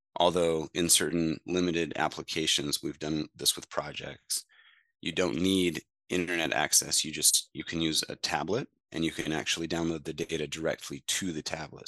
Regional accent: Mediapolis, Iowa, United States; my hometown and surrounding areas in Mediapolis, Iowa

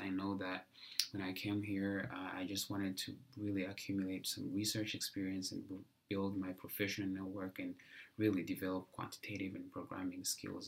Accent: Rwanda; moved away as an adult; I am originally from Rwanda

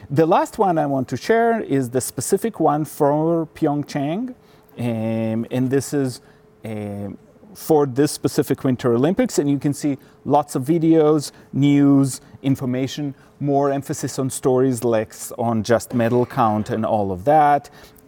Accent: Switzerland; born there; I was born in Switzerland, and my mother was from Finland

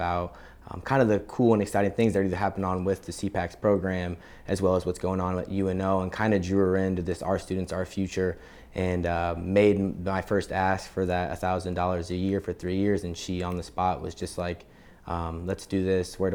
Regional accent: Omaha, Nebraska, United States; also born or lived in Lincoln, Nebraska; I grew up in Omaha and went to school down here in Lincoln.

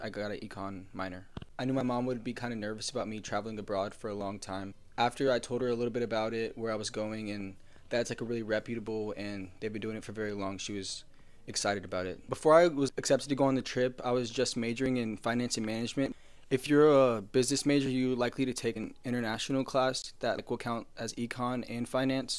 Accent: Lincoln, Nebraska, United States; I'm from Lincoln, Nebraska

